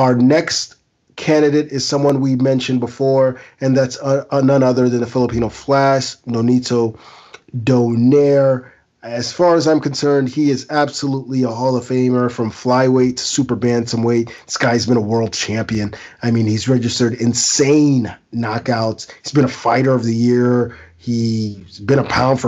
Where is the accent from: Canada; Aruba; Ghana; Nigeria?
Ghana; as a Ghanaian